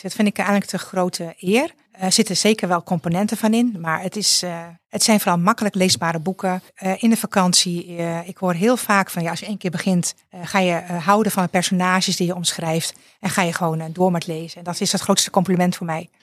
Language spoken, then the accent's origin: Dutch; Friesland, Netherlands; moved away as an adult; now in South Limburg, Netherlands; ik ben geboren en getogen in Friesland en ik woon sinds vier jaar in Zuid-Limburg